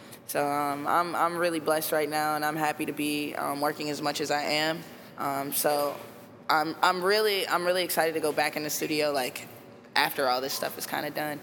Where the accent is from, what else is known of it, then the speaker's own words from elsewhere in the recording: Chicago, Illinois, United States; I come from Inglewood, but I'm not a street rapper